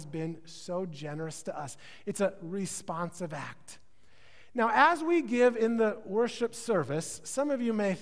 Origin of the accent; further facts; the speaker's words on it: Midwest, United States; now in California, United States; I'm from the Midwest, so I call it pop